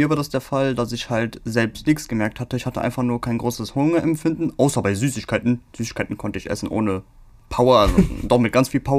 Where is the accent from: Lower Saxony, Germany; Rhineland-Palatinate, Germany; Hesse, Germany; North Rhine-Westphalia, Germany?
North Rhine-Westphalia, Germany; Cologne; Wir sind ja auch Kölner, muss ja verstehen, die haben ja einen ganz anderen Humor, ne?